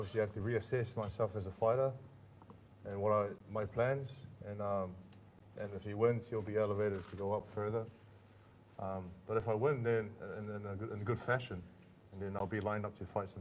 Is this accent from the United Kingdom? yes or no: no; Auckland, New Zealand; we're both from South Auckland.